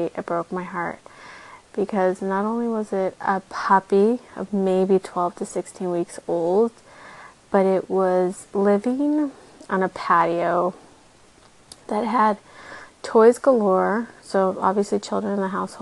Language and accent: English; South Texas, United States; now in Austin, United States; I grew up in South Texas